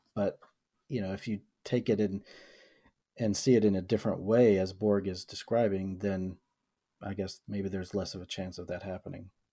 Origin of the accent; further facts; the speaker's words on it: the South, United States; I was born and raised in the South in a, in a middle class white family